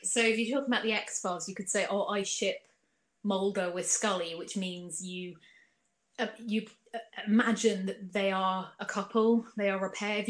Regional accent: Clanfield, South East England, United Kingdom; also born or lived in Chichester / Bognor / Channel Islands; now in Portsmouth, United Kingdom; For like 4 years. And then when we came back, we lived in Clanfield.

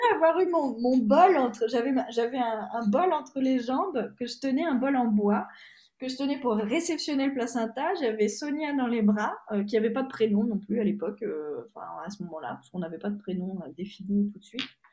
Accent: France; moved away; also born or lived in Hungary; je suis française en Hongrie

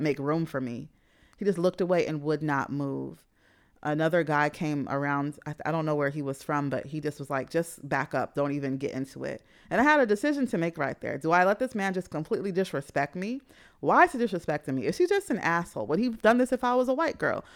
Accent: New York City, New York, United States; moved away; growing up in Jamaica, Queens

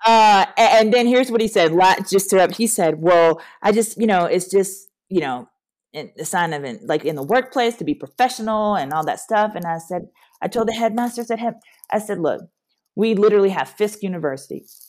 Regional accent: Louisiana, United States; moved away as an adult; now in Nashville, United States; I'm from Louisiana, born and raised

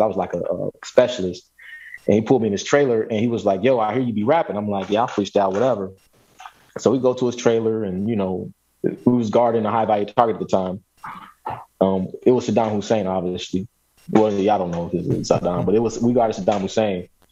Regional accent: Chicago, Illinois, United States; moved away as an adult; also born or lived in San Diego / East Coast / West Coast; now in Louisville, United States; I was born and raised in Chicago

